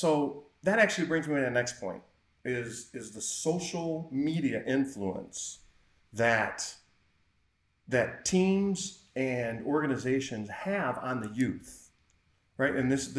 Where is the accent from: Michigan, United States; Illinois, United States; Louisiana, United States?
Michigan, United States; Well, hang on. I'm from Michigan.